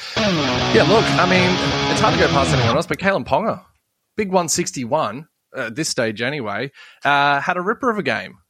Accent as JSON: {"language": "English", "town": "Sydney", "region": "New South Wales", "country": "Australia", "tie": "born or raised there", "said": "I was born in Borkham Hills, so technically I'm a Parramatta boy."}